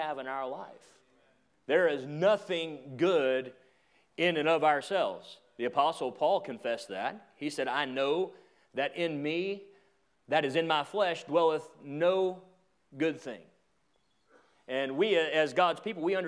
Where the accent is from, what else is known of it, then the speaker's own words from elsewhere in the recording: Atlanta, Georgia, United States; I grew up in the Atlanta area, and I lived in a trailer park